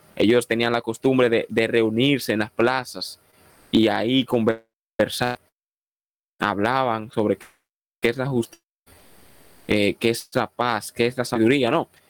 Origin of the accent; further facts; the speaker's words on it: Dominican Republic; Soy dominicano por la gracia y el favor de Dios